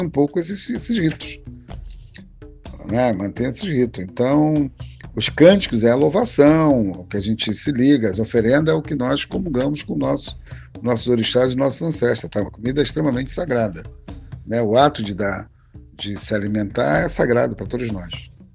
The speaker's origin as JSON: {"language": "Portuguese", "region": "Rio de Janeiro", "country": "Brazil", "tie": "born or raised there", "said": "eu nasci no Rio, de uma campista"}